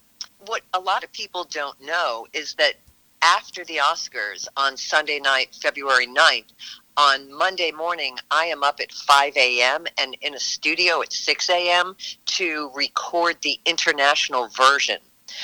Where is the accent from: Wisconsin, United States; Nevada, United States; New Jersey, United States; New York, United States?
New York, United States; born there; But I was born in New York. I had a very sort of sketchy childhood, being shuffled around between parents and family members